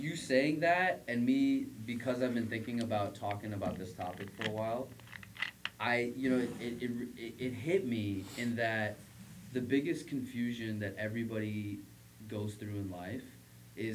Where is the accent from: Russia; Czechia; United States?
United States; we grew up in America.